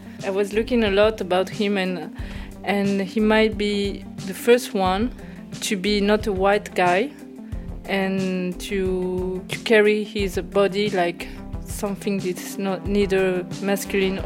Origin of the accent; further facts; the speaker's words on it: Oranjestad, Aruba; now in Paris, France; I was born in Orangestad, Aruba. I live in Paris.